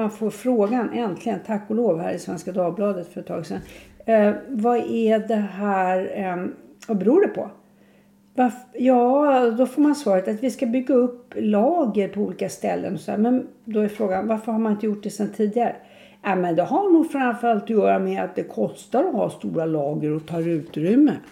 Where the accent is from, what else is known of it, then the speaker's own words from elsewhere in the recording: Sweden; Jag är inte så glad att jag är svensk.